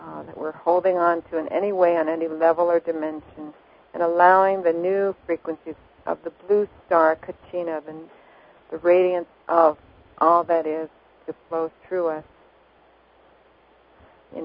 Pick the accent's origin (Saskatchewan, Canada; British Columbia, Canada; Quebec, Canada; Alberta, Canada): Quebec, Canada; Montreal; I love Canada. I was born there.